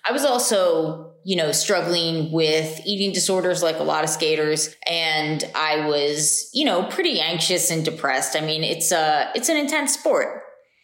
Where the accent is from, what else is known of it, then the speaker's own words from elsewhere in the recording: Lancaster, Pennsylvania, United States; also born or lived in Ithaca, New York; now in Houston, United States; I grew up in Lancaster, Pennsylvania.